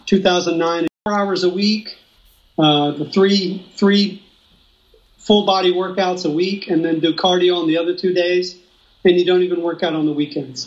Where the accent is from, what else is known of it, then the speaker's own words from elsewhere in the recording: Austin, Texas, United States; moved away as an adult; also born or lived in southern Mexico; now in Mexico; I'm from Austin, Texas, born and raised there